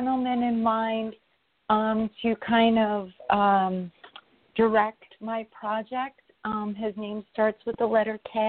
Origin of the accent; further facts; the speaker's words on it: New York, United States; I'm from New York.